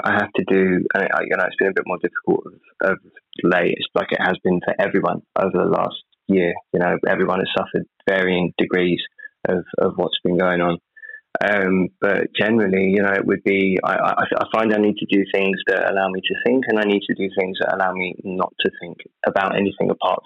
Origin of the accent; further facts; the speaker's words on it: United Kingdom; I'm British.